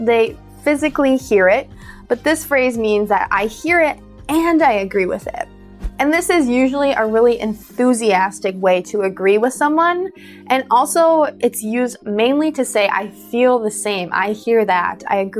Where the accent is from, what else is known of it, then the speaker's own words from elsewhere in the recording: United States; I'm an American English teacher.